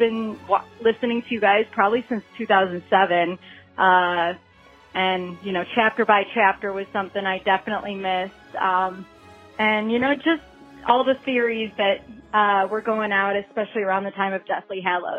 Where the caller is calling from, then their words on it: Columbus, Ohio, United States; I'm calling from Columbus, Ohio.